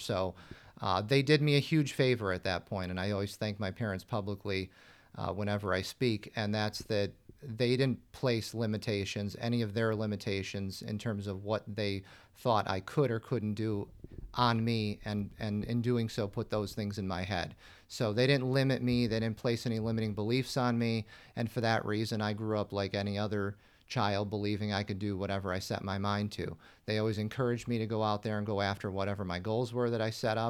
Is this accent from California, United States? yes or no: no; Buffalo, New York, United States; I was born in the Buffalo area, born and raised in Western New York. So I'm accustomed to being buried in snow, you know, 4 or 5 months out of the year.